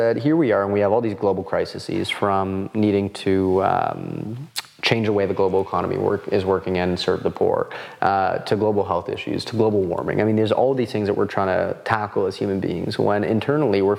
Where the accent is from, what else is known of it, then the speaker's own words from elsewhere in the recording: Canada; I'm Canadian, so this... I'm not American